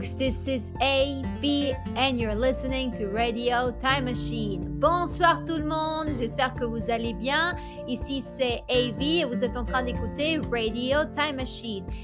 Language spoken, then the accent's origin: French; France; also born or lived in Italy; Je suis née en Italie. Mon papa est de Rapallo, qui est une petite ville à côté de Gênes, et ma maman, elle est de Rome. Et j'ai vécu euh, en Italie les quatre premières années de ma vie et ensuite, ben, on a tous déménagé euh, en France.